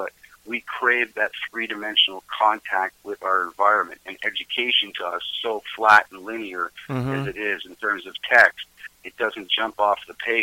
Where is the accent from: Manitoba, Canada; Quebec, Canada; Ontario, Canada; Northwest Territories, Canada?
Ontario, Canada; Markham; moved away as an adult; now in Melancthon, Canada; I grew up in Markham. I was sort of born, bred, patched, raised, incubated